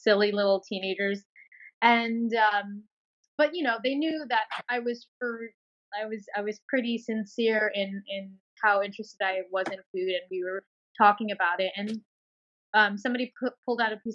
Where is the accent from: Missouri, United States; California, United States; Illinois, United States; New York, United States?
New York, United States; New York City; I grew up in Bayside, Queens.